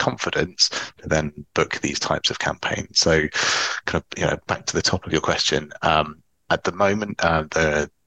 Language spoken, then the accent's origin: English; Cheltenham, South West England, United Kingdom; also born or lived in Oxford; So I grew up in Cheltenham